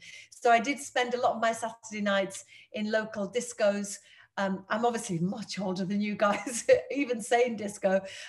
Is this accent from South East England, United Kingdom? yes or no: no; Birstall, Yorkshire and the Humber, United Kingdom; Well, I was a working class kid growing up on a council estate in Birstall and a free school meal kid